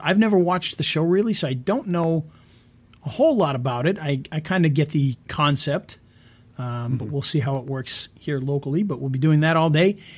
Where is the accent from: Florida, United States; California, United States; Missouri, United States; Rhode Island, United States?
Rhode Island, United States; I'm from Rhode Island.